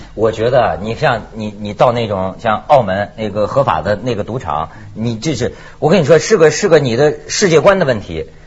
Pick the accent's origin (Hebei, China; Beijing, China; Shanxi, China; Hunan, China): Hebei, China; Shijiazhuang; now in Hong Kong; 还在我的老家，在石家庄